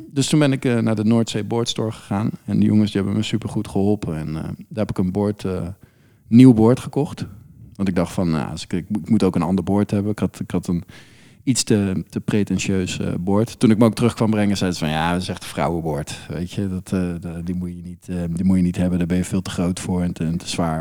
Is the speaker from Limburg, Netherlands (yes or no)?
no; Friesland, Netherlands; now in The Hague, Netherlands; ik kom dus oorspronkelijk uit Friesland. Er zijn een hoop meren en dergelijke. En we hadden vroeger bootjes